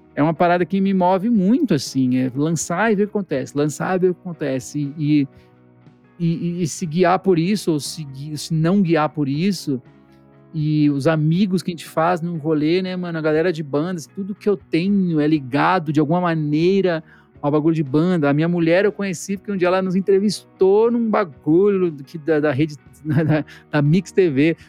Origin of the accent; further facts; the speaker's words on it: Brazil; enquanto brasileiro